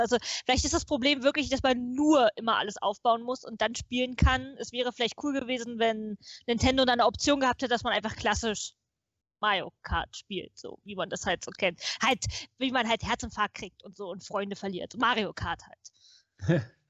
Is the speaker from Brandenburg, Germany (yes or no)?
yes; Potsdam, Brandenburg, Germany; ich bin in Potsdam geboren, in Potsdam zur Schule gegangen, habe in Potsdam studiert